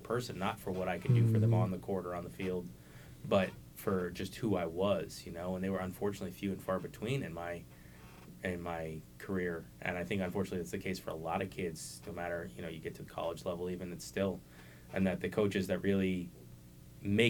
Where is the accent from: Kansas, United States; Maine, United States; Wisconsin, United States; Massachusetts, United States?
Massachusetts, United States; Cambridge; I grew up in Cambridge